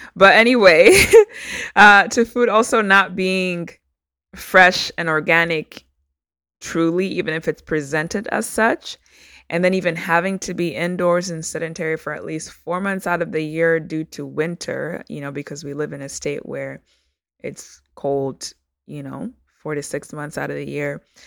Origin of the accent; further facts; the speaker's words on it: Uganda; now in United States; I am a first generation Ugandan American immigrant. So I was born in Uganda